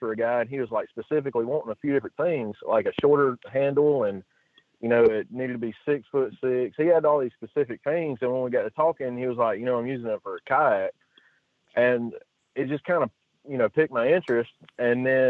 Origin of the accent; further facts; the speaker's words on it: coastal Mississippi, United States; moved away as an adult; now in Alabama, United States; Then we moved to Mississippi, you know, where all my, you know, basically all my family is from.